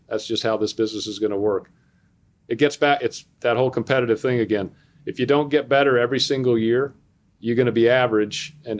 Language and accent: English; the South, United States; I grew up in the South. I grew up in the South in the 60s. So I grew up in a time when schools were still completely segregated in my hometown.